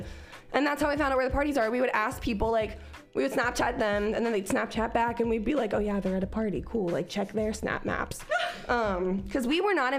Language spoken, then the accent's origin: English; Cincinnati, Ohio, United States; moved away; also born or lived in Oklahoma; I was from Cincinnati, where bitches had like mohawks that were rainbow colored